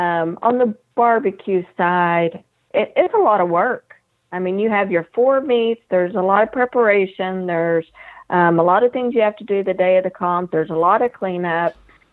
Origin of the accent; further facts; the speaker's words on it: Midwest City, Oklahoma, United States; also born or lived in Pawhuska, Oklahoma; now in Stillwater, United States; I have lived here almost 30 years, so I was raised down in Midwest City, just outside of Tinker, but I was born in Pawhuska, Oklahoma